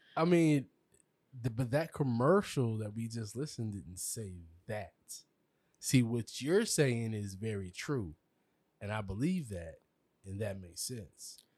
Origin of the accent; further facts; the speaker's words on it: South Carolina, United States; now in Georgia, United States; I'm from South Carolina